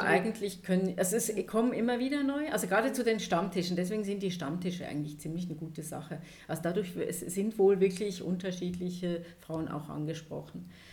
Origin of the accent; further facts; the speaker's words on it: Emmental, Bern, Switzerland; also born or lived in Thun; Ich bin auf dem Land aufgewachsen, im Emmen, da wo der Käse herkommt.